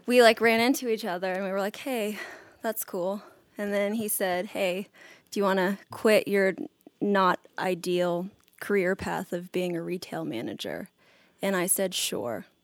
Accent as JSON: {"language": "English", "country": "North Macedonia", "also_born_or_lived": "California, United States", "said": "we played a show together in Macedonia in Eastern Europe, which is where I'm from, kind of. And then I'm also from California"}